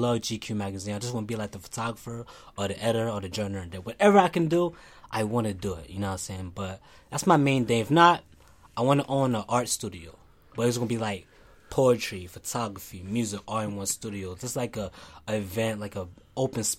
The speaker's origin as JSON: {"language": "English", "town": "Lancaster", "region": "Pennsylvania", "country": "United States", "tie": "born or raised there", "said": "I was born in Lancaster."}